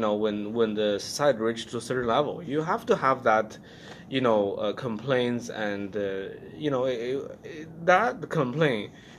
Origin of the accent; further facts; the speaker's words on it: China; English is a second language; moved away; I used to go to this middle school in China, in my hometown.